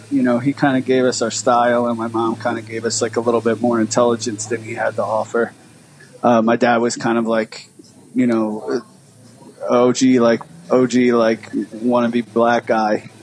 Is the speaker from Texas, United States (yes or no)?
no; Philadelphia, Pennsylvania, United States; I grew up in like uh, like northeast North Philly.